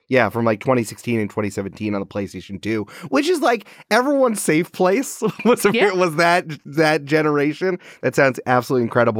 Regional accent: Bangor, Maine, United States; now in New York, United States; came to New York for college, but I'm actually from Bangor, Maine.

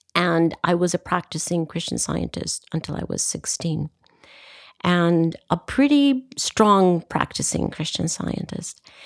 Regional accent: Costa Rica; I come from Costa Rica

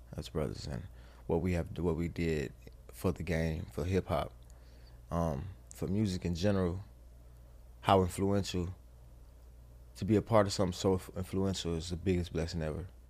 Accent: the South, United States; I'm from the South, so I'm raised by my mother and my grandmother.

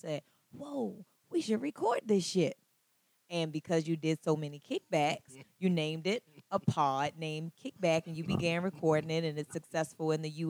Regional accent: Baltimore, Maryland, United States; First Lady of Baltimore.

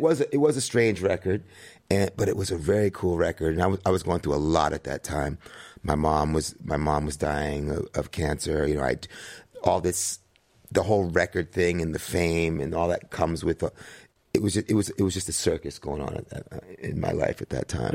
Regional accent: New York City, New York, United States; growing up in New York City with my mom in the seventies

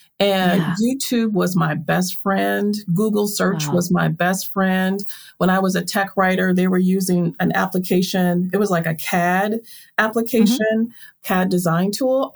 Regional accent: Milwaukee, Wisconsin, United States; moved away; I grew up in Milwaukee, Wisconsin

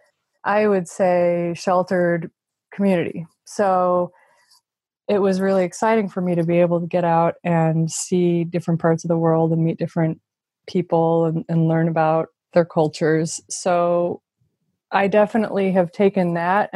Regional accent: Midwest, United States; now in Silicon Valley, United States; growing up in the Midwest and then coming to Silicon Valley

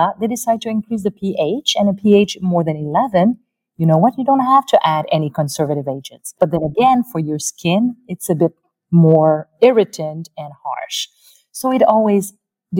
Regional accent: Canada

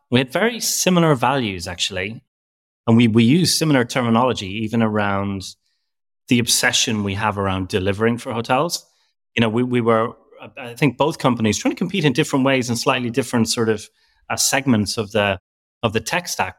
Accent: Ireland; now in London, United Kingdom; I'm from Ireland, but I live in London

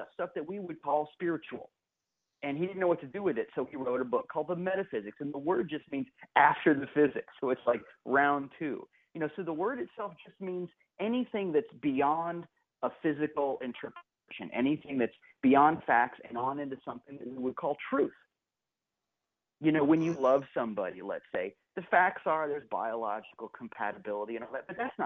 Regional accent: Kansas City, Missouri, United States; now in St. Petersburg, United States; I was born in Kansas City. My mom and dad were working at Unity Village. And so the first home I ever knew was on the grounds of the village

